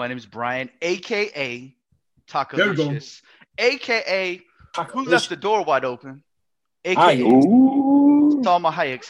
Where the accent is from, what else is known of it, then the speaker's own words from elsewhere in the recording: Oakland, California, United States; now in Atlanta, United States; I was born in California, from the Bay Area, Oakland.